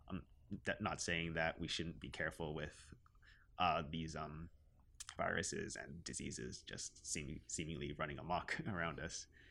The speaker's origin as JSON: {"language": "English", "country": "Canada", "said": "I identify myself as a Filipino Canadian"}